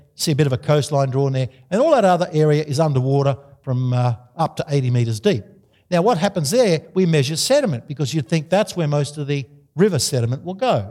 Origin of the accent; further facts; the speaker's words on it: Australia; I'm an Australian.